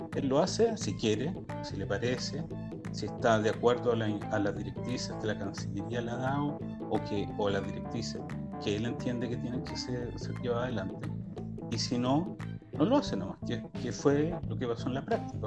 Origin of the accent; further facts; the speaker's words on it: Chile; now in Israel; como chilenos